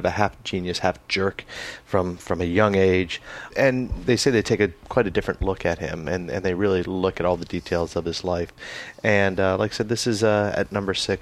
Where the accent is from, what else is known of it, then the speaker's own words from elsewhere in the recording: St. Petersburg, Florida, United States; St. Petersburg, Florida, which is my hometown